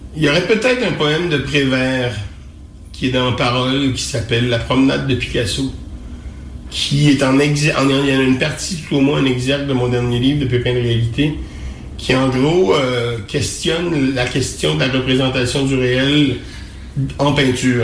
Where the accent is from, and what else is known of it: Quebec, Canada